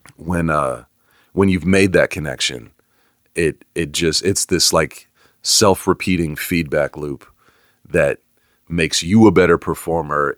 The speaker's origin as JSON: {"language": "English", "area": "Bay Area", "region": "California", "country": "United States", "tie": "born or raised there", "moved": "yes", "lives_now": "Atlanta, United States", "said": "I grew up in the Bay Area."}